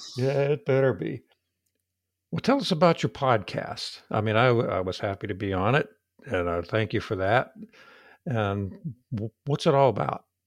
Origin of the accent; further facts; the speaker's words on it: United States; accent: hillbilly; my hillbilly accent